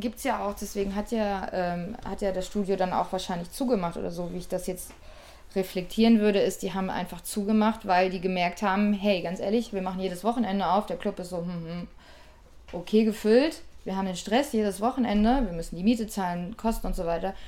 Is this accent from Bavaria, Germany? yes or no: no; Ruhr area, North Rhine-Westphalia, Germany; ich komme aus dem Pott